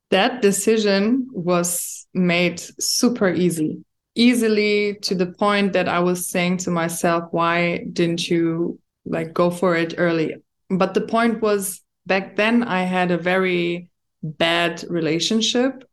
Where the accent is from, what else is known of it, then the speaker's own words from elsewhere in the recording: Germany; now in Dubai, United Arab Emirates; I was born and raised in Germany, but my background is Moroccan